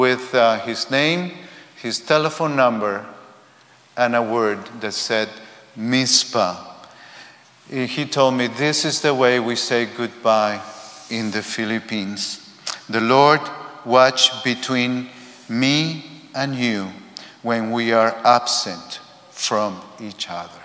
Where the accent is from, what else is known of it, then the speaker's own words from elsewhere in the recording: Spain; I come from Spain.